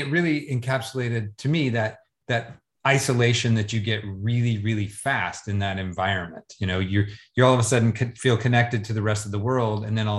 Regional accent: the South, United States; now in Florida, United States; Well, I'm a southerner abroad myself. I live in Florida.

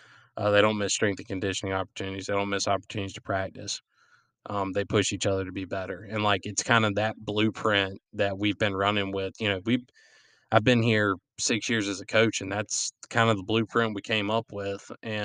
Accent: Florence, South Carolina, United States; I wear Columbia blue and gold, and I'm from South Florence

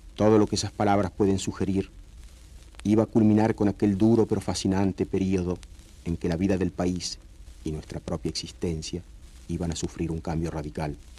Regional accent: Rojas, Buenos Aires Province, Argentina; also born or lived in La Plata; Nací en 1911 en Rojas, pueblito de la provincia de Buenos Aires

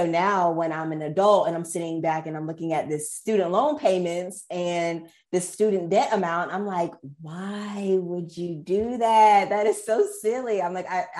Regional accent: Raleigh, North Carolina, United States; also born or lived in Greensboro, North Carolina; I'm from Raleigh, North Carolina. Went to school in Greensboro at UNC Greensboro. And now I'm back in Raleigh

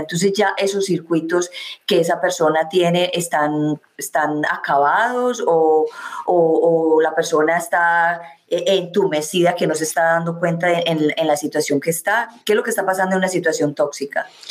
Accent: Medellín, Antioquia, Colombia; moved away; soy de Medellín, Colombia.

